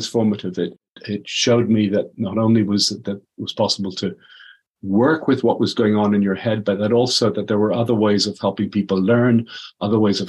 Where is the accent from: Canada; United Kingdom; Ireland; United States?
Ireland; Dublin, Leinster; So I'm Irish. I was in Dublin.